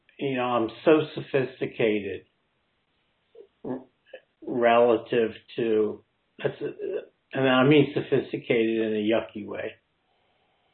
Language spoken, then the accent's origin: English; New Jersey, United States; I'm from New Jersey